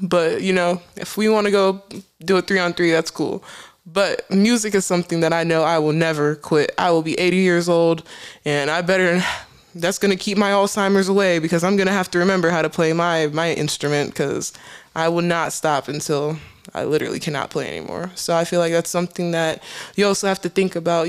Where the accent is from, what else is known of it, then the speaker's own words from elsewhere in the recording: United States; I grew up in America, but yet I am submersed in African culture. My parents are Cameroonian, so I'm Cameroonian Americans.